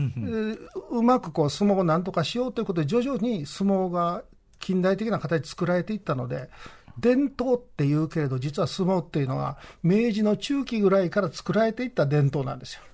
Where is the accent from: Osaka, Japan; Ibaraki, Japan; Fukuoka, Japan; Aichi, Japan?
Osaka, Japan; 私はね、大阪出身で、大阪に暮らしてて